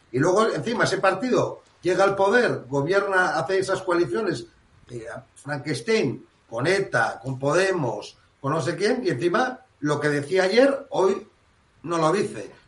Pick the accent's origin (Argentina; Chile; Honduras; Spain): Spain; Bilbao, Basque Country; moved away as an adult; now in Cantabria, Spain; Yo soy nacido en Bilbao y español, por tanto. Por supuesto, vizcaíno